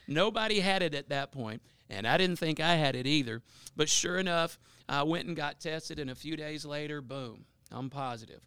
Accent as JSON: {"language": "English", "town": "Bossier City", "region": "Louisiana", "country": "United States", "tie": "born or raised there", "said": "I'm a South Bossier guy, uh, born and raised in Bel Air."}